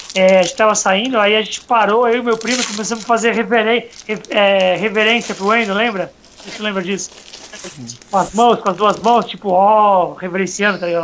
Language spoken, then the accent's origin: Portuguese; Santos, São Paulo, Brazil; sou de Santos